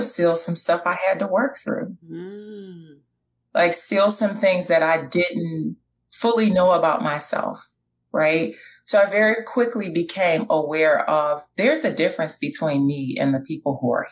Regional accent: Detroit, Michigan, United States; born and raised in Detroit, graduated from King High School

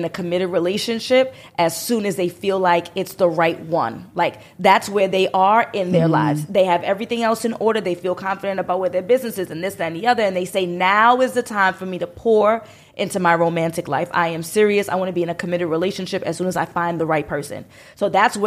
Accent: New York City, New York, United States; I'm from New York City. I'm sure you could tell from my accent.

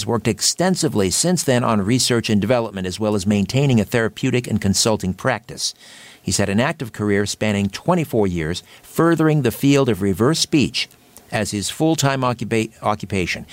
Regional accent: Brantford, Ontario, Canada; my hometown in Brantford

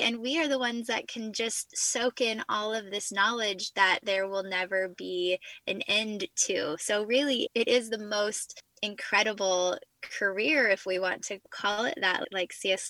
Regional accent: Central California, United States; moved away as an adult; now in South Carolina, United States; born and raised in Central California

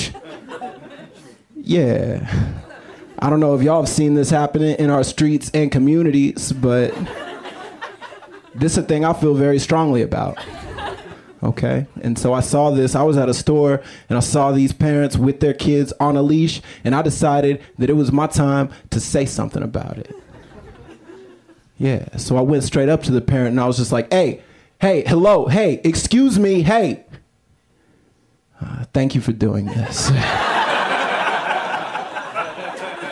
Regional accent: Austin, Texas, United States; I'm from Austin

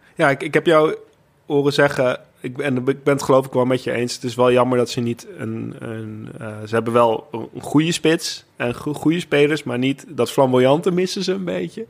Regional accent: Netherlands; als Nederlander

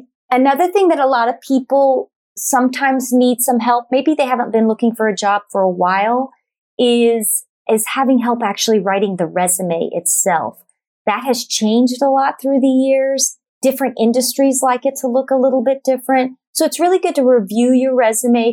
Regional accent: Dallas, Texas, United States; I'm originally from Dallas, Texas.

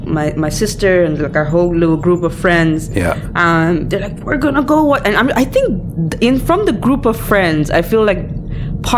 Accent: Malaysia; I grew up in Malaysia

